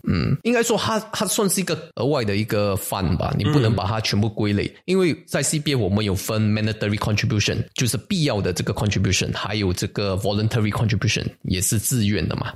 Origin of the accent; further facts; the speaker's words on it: Singapore; 我们新加坡人